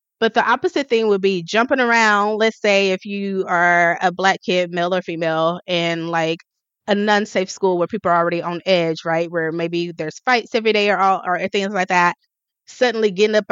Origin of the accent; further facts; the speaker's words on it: the South, United States; I'm from the South. I say y'all.